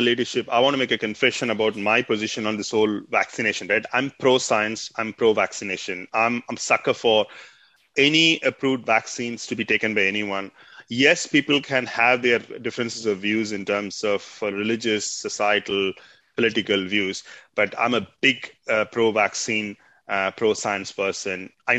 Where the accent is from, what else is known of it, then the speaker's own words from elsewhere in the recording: Australia; Australia follows the British law because we as a country, we are a British Commonwealth.